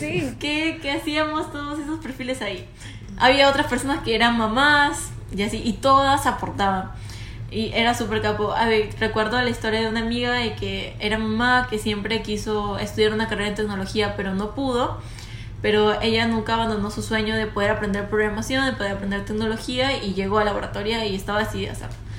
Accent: Piura, Peru; Yo vengo de Piura entonces veía muchos agricultores

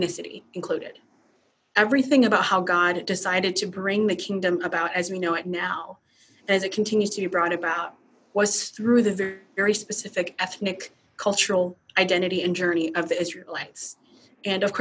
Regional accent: United States; my nationality, I'm an American. My ethnicity is Hmong

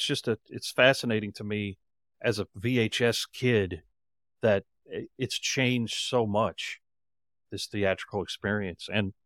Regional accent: Knoxville, Tennessee, United States; Well, I grew up in Knoxville, Tennessee, and it's the third largest city in Tennessee.

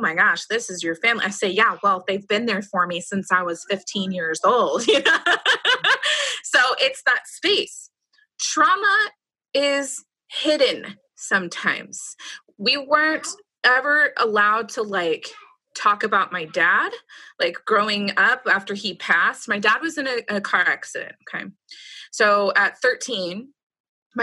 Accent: Roseville, California, United States; I grew up in Roseville. It's near Sacramento

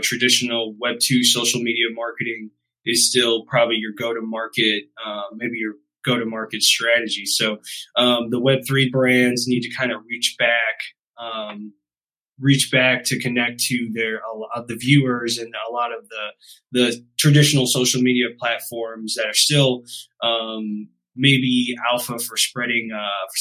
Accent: St. Louis, Missouri, United States; I'm hailing from St. Louis, Missouri.

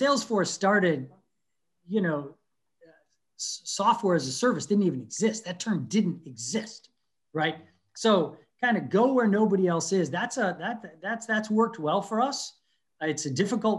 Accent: United States; moved away; I'm American

